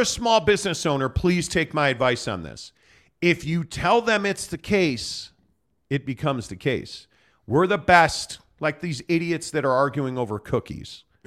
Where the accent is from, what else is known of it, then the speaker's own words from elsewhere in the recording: Chicago, Illinois, United States; I grew up in Chicago.